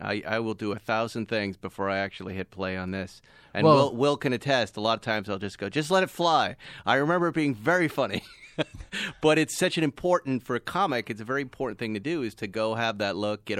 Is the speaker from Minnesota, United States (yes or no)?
no; Massachusetts, United States; No, but in a small town in Massachusetts. And you know, a lot of Roman Irish Catholics like myself